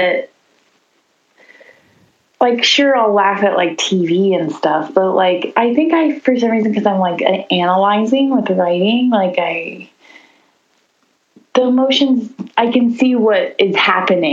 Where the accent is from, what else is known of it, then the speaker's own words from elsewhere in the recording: Nashville, Tennessee, United States; now in Baltimore, United States; I'm from Nashville, Tennessee.